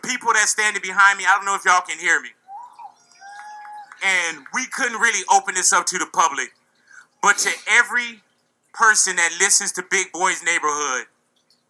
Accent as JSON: {"language": "English", "town": "Los Angeles", "region": "California", "country": "United States", "said": "I'm from this turf. I'm from Los Angeles"}